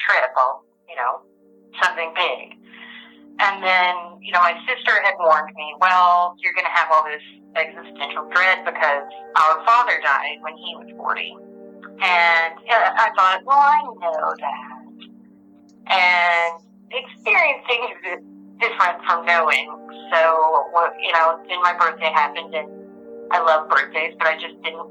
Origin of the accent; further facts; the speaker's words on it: Arkansas, United States; I grew up in Arkansas